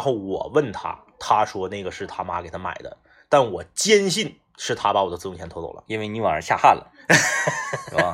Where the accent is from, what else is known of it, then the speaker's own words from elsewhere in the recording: Liaoning, China; 我们老家，辽宁老家的农村